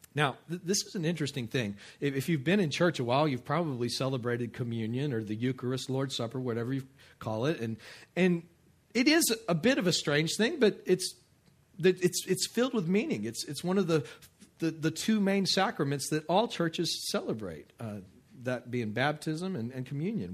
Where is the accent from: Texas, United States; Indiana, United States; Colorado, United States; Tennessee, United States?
Texas, United States; West; also born or lived in Kenner, Louisiana; now in Abita Springs, United States; I grew up in West Texas